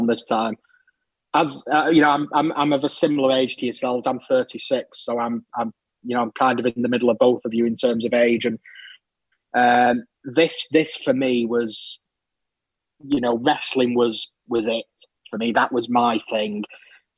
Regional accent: Manchester, North West England, United Kingdom; also born or lived in Bolton; I was born just up the road in Bolton. In terms of where I've lived, the overwhelming majority of my life, I've been in Manchester

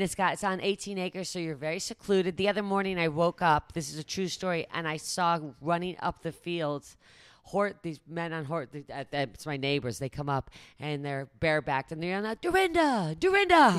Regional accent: Great Barrington, Massachusetts, United States; moved away as an adult; also born or lived in London; I grew up in the Berkshires, Great Barrington, Massachusetts

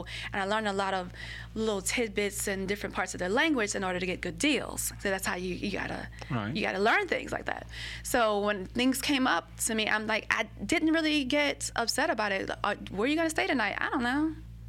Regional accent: Baton Rouge, Louisiana, United States; moved away as an adult; also born or lived in New York / San Diego / Jacksonville, Florida; I grew up in North Baton Rouge.

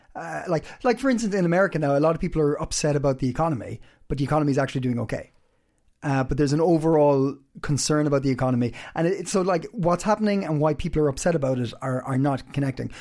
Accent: Ireland; now in Copenhagen, Denmark; I'm Irish.

